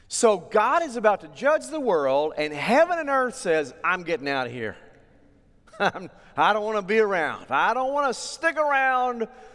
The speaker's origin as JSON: {"language": "English", "region": "Oklahoma", "country": "United States", "tie": "born or raised there", "said": "I grew up in Oklahoma"}